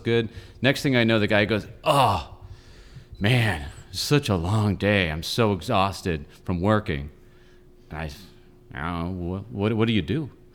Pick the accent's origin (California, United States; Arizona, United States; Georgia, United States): California, United States; Los Angeles; I grew up in North Hollywood.